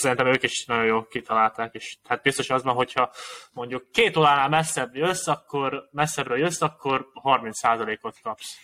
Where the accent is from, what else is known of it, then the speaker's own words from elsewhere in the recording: Hungary; magyarok vagyunk mindannyian